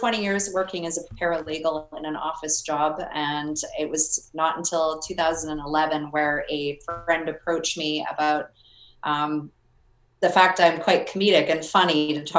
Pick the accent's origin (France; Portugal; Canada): Canada; because I came from Canada